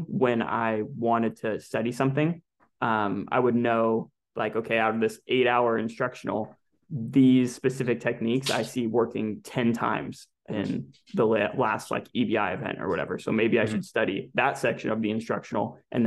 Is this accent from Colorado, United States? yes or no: no; California, United States; I'm from California originally